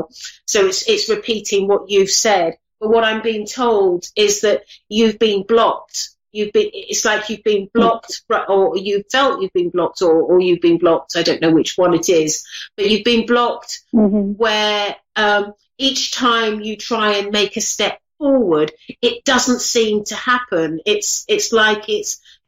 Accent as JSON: {"language": "English", "region": "England", "country": "United Kingdom", "said": "I'm English"}